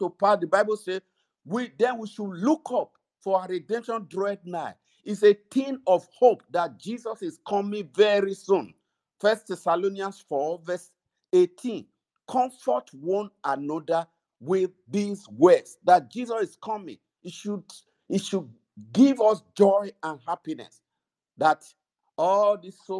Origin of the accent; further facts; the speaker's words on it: Nigeria; moved away; we're from Nigeria